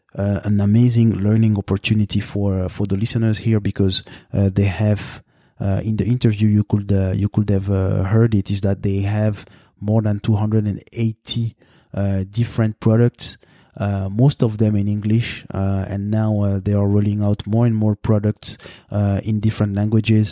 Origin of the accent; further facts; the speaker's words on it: Montreal, Quebec, Canada; Montreal, which is my, uh, th-, this is, this is my hometown, basically